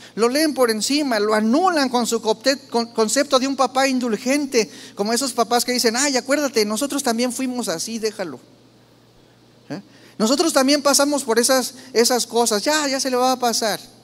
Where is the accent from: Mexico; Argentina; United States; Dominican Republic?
Mexico